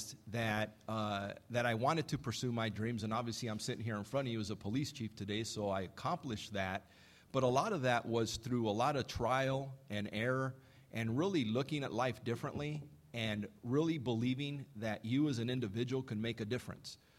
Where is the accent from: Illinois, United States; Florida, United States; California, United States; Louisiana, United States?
California, United States; East Los Angeles; I was born and I was raised in East Los Angeles